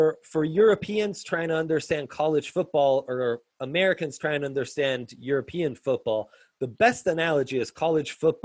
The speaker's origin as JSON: {"language": "English", "country": "Italy", "tie": "born or raised there", "moved": "yes", "said": "I grew up in Italy"}